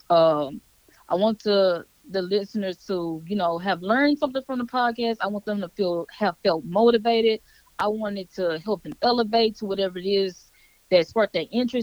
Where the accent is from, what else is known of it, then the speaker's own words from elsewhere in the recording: Baton Rouge, Louisiana, United States; moved away; I'm from Baton Rouge, Louisiana, born and raised